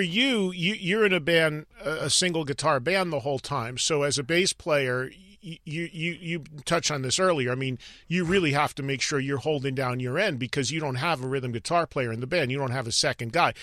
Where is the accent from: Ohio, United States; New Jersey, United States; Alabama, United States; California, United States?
New Jersey, United States; my home state representing here while I'm on the West Coast